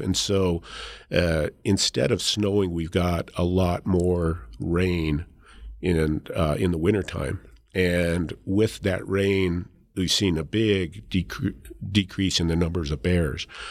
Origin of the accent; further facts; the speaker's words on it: Leadville, Colorado, United States; I grew up in Leadville, so, you know, the town sits at ten thousand feet